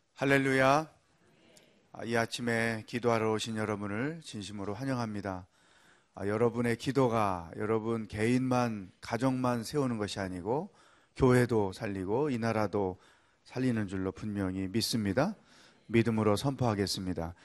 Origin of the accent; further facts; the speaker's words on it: Cheongju, North Chungcheong, South Korea; 저는 어릴 때 시골에서 컸기 때문에 물론 서울 빼고는 다 시골이라고 그러잖아요. 어, 청주라는 도시에 살았지만